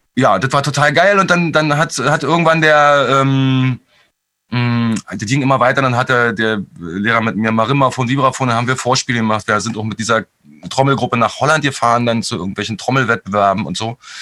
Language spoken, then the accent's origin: German; Berlin, Germany; ich bin mit meiner Mutter aufgewachsen in Hellersdorf in, einer, in einer, so einer Neubauplatte.